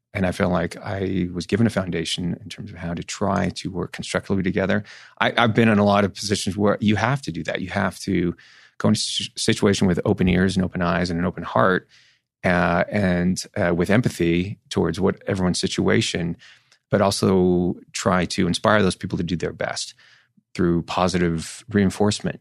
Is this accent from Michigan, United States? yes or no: no; Northern California, United States; I grew up in Northern California